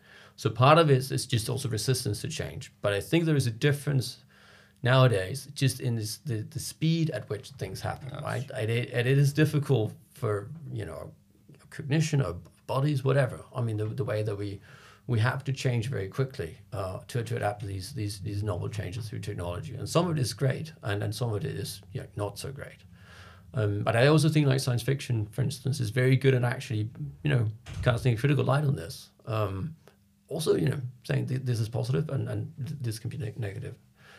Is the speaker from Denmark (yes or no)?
yes; Copenhagen, Capital Region of Denmark, Denmark; moved away as an adult; now in London, United Kingdom; I'm from Copenhagen and I didn't grow up in Copenhagen. I've lived all over Denmark, but when I was 18, I moved back. So I'm a Copenhagen in that sense. But moving to London when I was like 26